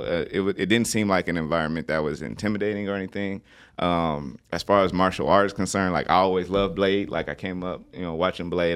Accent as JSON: {"language": "English", "town": "Los Angeles", "region": "California", "country": "United States", "moved": "yes", "said": "I'm also from Los Angeles."}